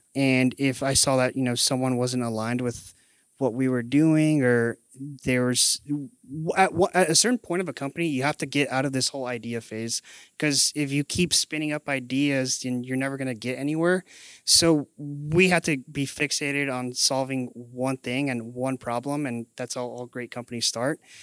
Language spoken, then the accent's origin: English; McAllen, Texas, United States; moved away as an adult; now in San Antonio, United States; So I'm originally from the Valley, so McAllen, Texas, actually, about four hours south of here. I came to San Antonio in twenty thirteen